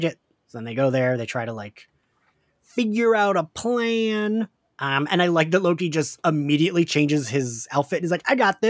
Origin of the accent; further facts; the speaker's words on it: right outside of Philadelphia, Pennsylvania, United States; Kim and I grew up right outside of Philly.